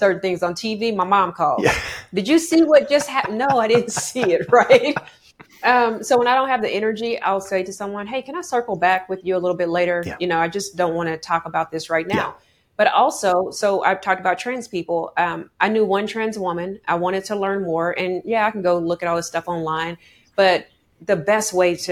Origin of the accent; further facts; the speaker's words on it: Oklahoma, United States; I'm from Oklahoma